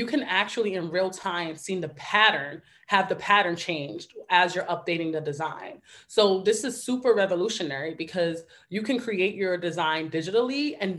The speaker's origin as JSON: {"language": "English", "town": "New York City", "region": "New York", "country": "United States", "tie": "born or raised there", "said": "I am originally from the Bronx, New York, born and raised."}